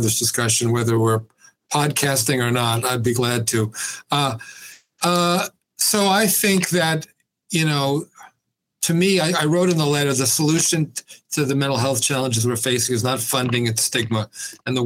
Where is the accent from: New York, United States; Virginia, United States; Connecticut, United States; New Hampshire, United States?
New York, United States; New York City; moved away as an adult; also born or lived in Binghamton, New York; I grew up in New York City